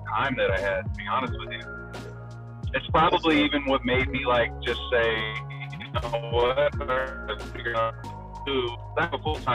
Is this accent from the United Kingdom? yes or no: no; Hayward, California, United States; growing up in South Hayward, where it was a lot of gangs